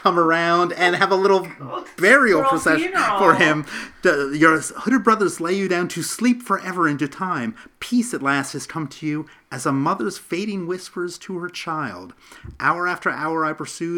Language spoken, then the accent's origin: English; United States; as an American